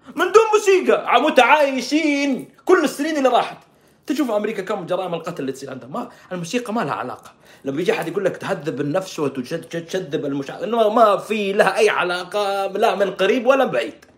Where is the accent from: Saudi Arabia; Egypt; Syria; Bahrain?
Saudi Arabia; عندنا في السعوديه